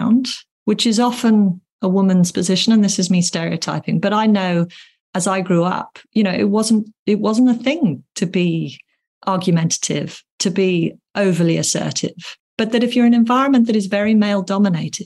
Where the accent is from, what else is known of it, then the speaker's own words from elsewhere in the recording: England, United Kingdom; being English